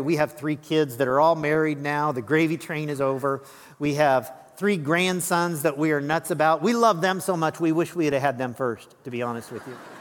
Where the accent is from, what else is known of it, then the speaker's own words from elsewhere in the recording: Lincoln, Illinois, United States; moved away; also born or lived in Las Vegas, Nevada; my hometown of Lincoln